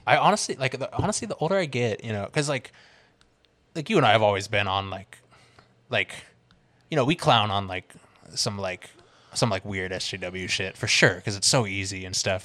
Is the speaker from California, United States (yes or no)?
yes; the Bay Area, California, United States; growing up in the Bay, like riding Bart and shit like